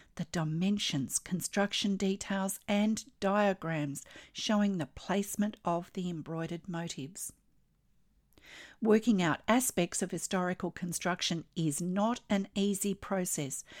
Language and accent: English; Australia